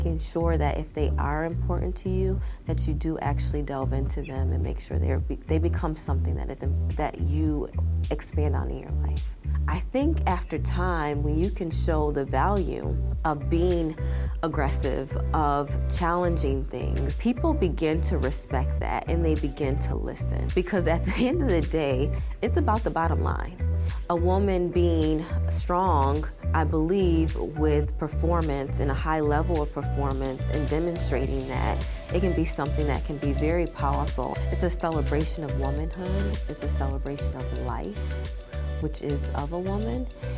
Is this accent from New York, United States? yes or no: yes; Syracuse, New York, United States; I grew up in Syracuse, New York, and I grew up on the south side of Syracuse, but it is a lower class neighborhood.